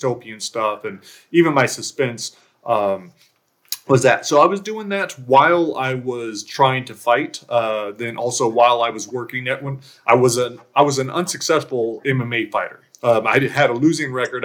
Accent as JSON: {"language": "English", "area": "outside of LA", "region": "California", "country": "United States", "tie": "born or raised there", "said": "I was born and raised in California, outside"}